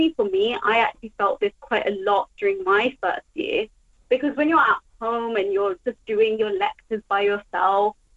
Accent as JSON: {"language": "English", "country": "United Kingdom", "said": "I'm a British student, so I paid the British student tuition fees."}